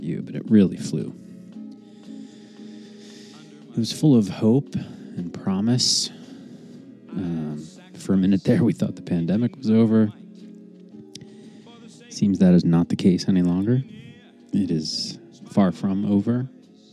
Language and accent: English; United States; as an American, a stupid, ignorant American